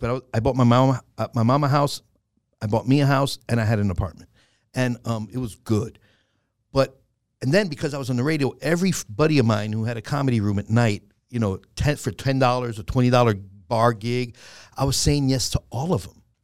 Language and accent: English; New York City, New York, United States; growing up in the Bronx was, and I was raised mostly with my grandmother